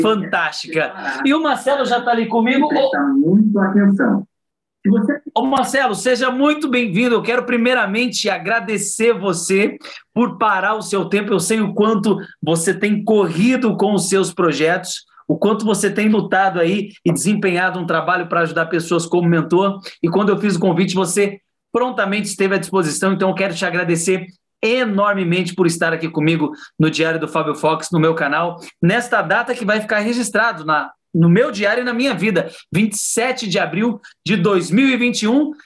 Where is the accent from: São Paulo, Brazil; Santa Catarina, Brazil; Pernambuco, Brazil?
São Paulo, Brazil; Diadema; eu fui nascido e criado em Diadema, né, na periferia da periferia